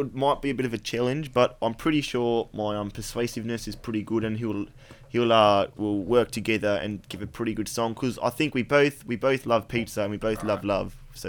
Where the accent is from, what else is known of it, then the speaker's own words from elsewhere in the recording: New Zealand; because I'm like a pretty stocky kind of built fella, being a Kiwi and all that.